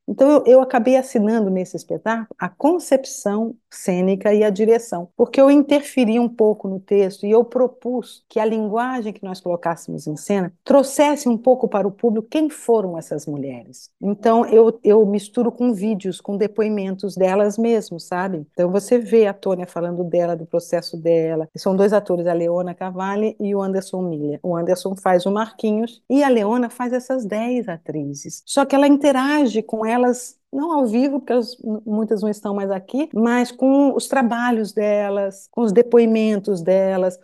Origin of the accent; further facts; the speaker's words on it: São Paulo, Brazil; moved away as an adult; also born or lived in Rio de Janeiro / Curitiba; Eu nasci no Rio, fui pequenininha para Curitiba e fui para São Paulo com 5 anos de idade. Então eu fiquei de 5 aos 18 anos